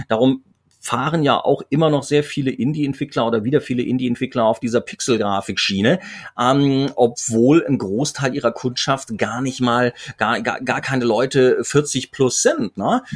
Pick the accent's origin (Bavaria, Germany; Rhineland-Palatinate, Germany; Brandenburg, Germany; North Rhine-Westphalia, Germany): Rhineland-Palatinate, Germany; Mainz; also born or lived in Cologne; gebürtiger Kölner in Mainz aufgewachsen